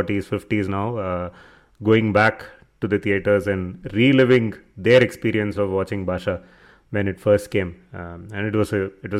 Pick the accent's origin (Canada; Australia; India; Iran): India; Chennai, Tamil Nadu; I grew up in Chennai in the 90s